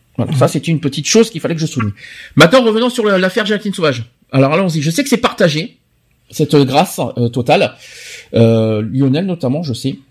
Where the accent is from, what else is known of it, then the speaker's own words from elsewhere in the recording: France; chez nous en France